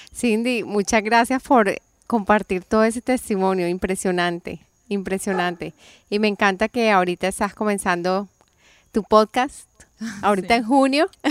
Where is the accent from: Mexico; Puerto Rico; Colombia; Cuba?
Colombia; moved away; yo crecí en Colombia